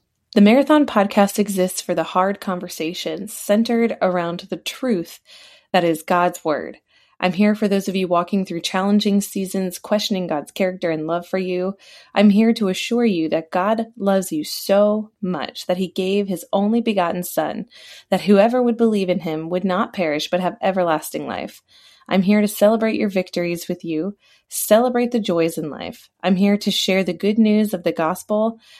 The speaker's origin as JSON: {"language": "English", "region": "Maryland", "country": "United States", "tie": "born or raised there", "also_born_or_lived": "Texas / Germany / New York", "lives_now": "Virginia, United States", "said": "I live in Virginia. I haven't always lived in Virginia. I was raised in Maryland. I was born in Texas. I lived in Germany. I also lived in New York."}